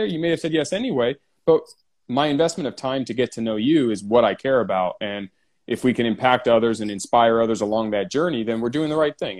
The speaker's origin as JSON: {"language": "English", "town": "San Diego", "region": "California", "country": "United States", "tie": "born or raised there", "said": "San Diego, born and raised"}